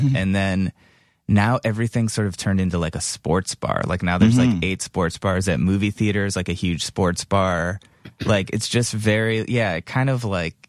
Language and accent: English; Cleveland, Ohio, United States; moved away; I'm from Cleveland.